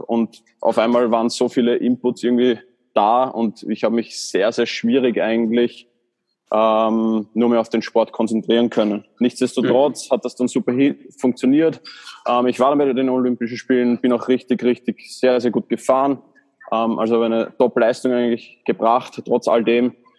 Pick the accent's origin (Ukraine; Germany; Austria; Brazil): Austria; Baden, Lower Austria; ich komme aus Baden in Österreich